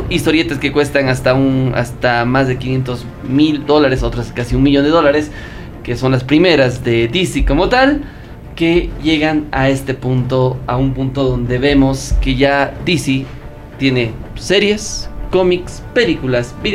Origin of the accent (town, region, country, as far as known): Bolivia